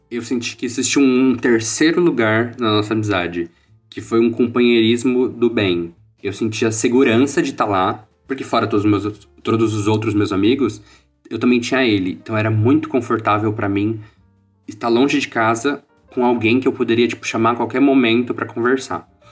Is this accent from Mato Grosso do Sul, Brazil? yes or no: no; Porto Feliz, São Paulo, Brazil; also born or lived in Campinas; eu sou de Porto Feliz